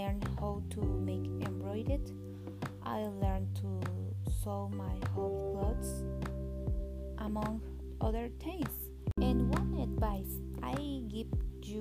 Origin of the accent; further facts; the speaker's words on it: Oaxaca, Mexico; I was born in Oaxaca, and all my life I've lived it here.